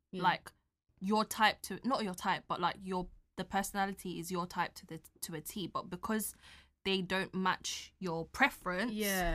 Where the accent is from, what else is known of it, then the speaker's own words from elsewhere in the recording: England, United Kingdom; I was born and raised in England.